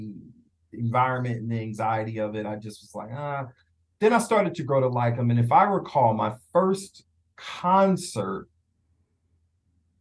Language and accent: English; Philadelphia, Pennsylvania, United States; now in Atlanta, United States; I was born and raised in Philly